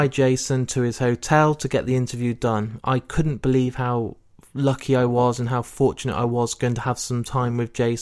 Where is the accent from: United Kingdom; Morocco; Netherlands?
United Kingdom; Leicester, East Midlands; my hometown of Leicester